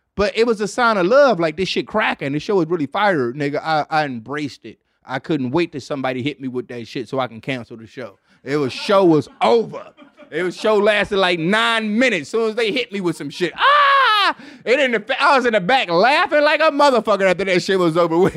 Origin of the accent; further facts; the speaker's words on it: Detroit, Michigan, United States; I'm from Detroit